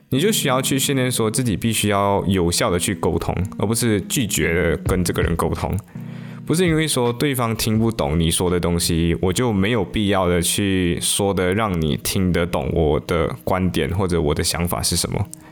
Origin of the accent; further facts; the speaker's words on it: Malaysia; 但是后来三月份马来西亚就进入了限行令嘛，也就是 MCO。于是我就回到我的故乡，我就安逸，我就在我的故乡里面安逸的度过了两个季度。